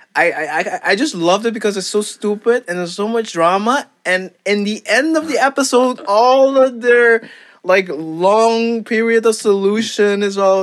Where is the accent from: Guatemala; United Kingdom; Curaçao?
Curaçao; first language Papiamento; English is a second language; moved away as an adult; also born or lived in Aruba; now in Netherlands; I was born in Curacao, and then I lived there for like um, lived there for a while, and then I moved to Aruba. But the the same amount of time that I lived in Curacao, I lived in Aruba